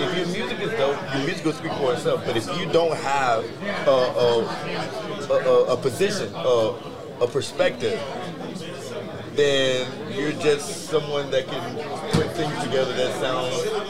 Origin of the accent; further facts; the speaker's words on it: the South, United States; Like I said, I'm from the South